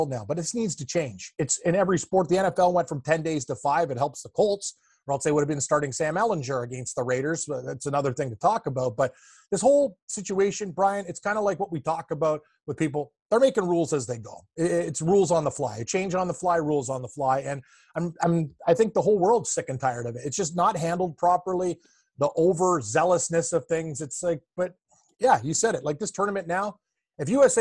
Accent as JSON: {"language": "English", "town": "Mississauga", "region": "Ontario", "country": "Canada", "tie": "born or raised there"}